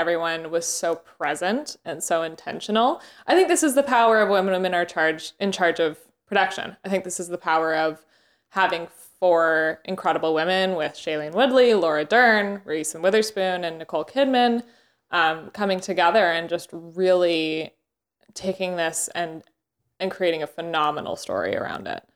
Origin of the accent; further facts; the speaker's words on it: Canada; moved away; I had just gotten back from Canada, um, which is where I'm from